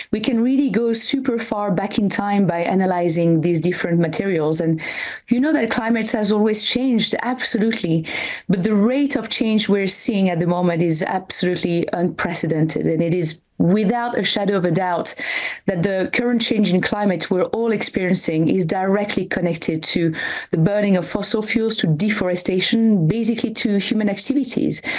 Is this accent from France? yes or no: yes; French Alps, France; I come from the French Alps